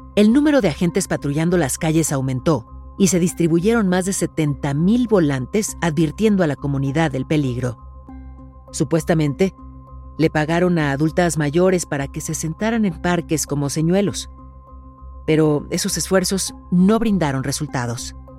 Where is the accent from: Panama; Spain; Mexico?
Mexico; mi país